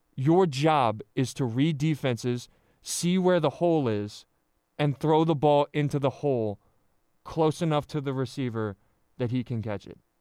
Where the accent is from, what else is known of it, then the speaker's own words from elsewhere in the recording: central New Jersey, United States; I, I grew up in New Jersey, central New Jersey